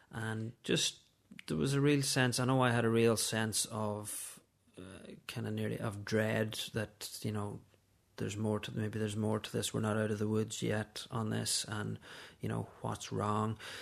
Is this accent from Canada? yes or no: no; Letterkenny, Ulster, Ireland; now in Dublin, Ireland; I'm from Letterkenny in Donegal originally, but I live in Dublin with my wife Susan and our three children.